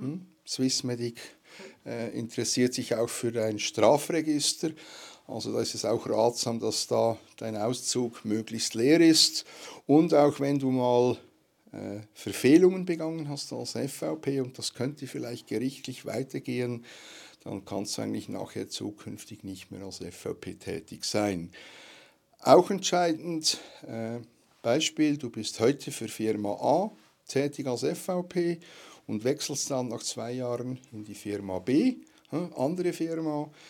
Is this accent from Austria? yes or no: no; Switzerland; bei uns in der Schweiz